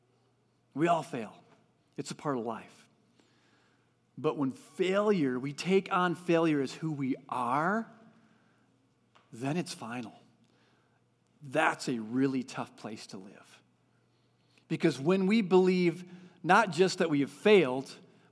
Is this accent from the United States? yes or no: yes; California, United States; moved away; I come from California.